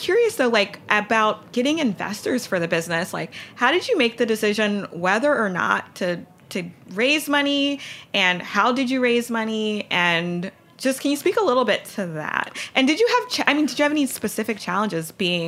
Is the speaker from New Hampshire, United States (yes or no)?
no; Louisiana, United States; I'm from Louisiana